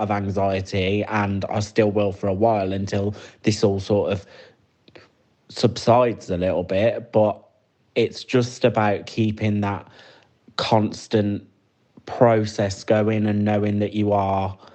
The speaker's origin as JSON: {"language": "English", "town": "Birmingham", "region": "West Midlands", "country": "United Kingdom", "said": "I'm 29 and I'm from Birmingham"}